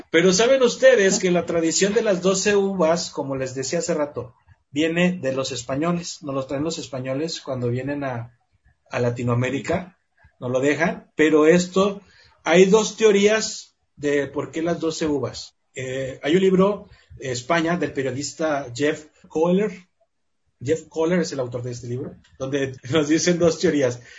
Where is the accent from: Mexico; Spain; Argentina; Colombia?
Mexico; Somos mexicanos.